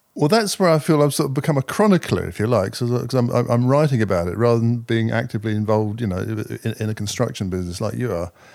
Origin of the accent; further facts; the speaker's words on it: Cambridge, East of England, United Kingdom; I was working in a small development business in Cambridge, my hometown. I've always been based in Cambridge.